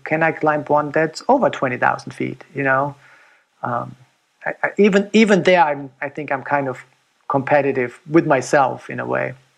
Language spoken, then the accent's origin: English; Germany; moved away as an adult; now in United States; growing up in Germany